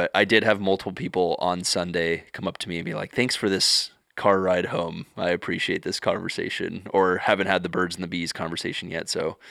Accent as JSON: {"language": "English", "town": "Santa Clara", "region": "California", "country": "United States", "tie": "born there", "also_born_or_lived": "Lake Arrowhead", "said": "I am actually originally from the Bay, which is kind of fun. I was born in Santa Clara, but I spent no time here."}